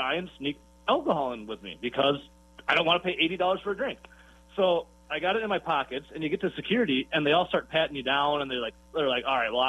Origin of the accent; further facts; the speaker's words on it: Wisconsin, United States; I'm from Wisconsin.